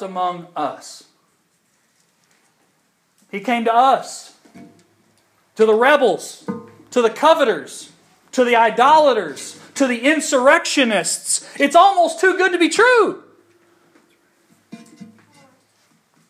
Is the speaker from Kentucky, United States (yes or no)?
yes; Kentucky, United States; now in Georgia, United States; for a kid growing up in Kentucky, it was amazing